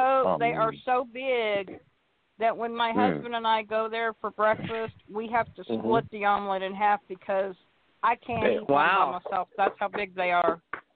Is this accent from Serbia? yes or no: no; Kansas, United States; now in Arkansas, United States; I moved to Arkansas in 1988. My husband, he was born and raised here in Arkansas